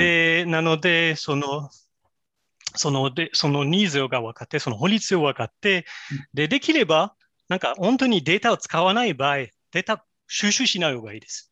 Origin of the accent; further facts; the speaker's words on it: France; Japanese is a second language; moved away as an adult; also born or lived in Kobe, Japan; now in Japan; 私はもともとフランス出身でですけれども、実は日本で働いてもう18年間経ちました。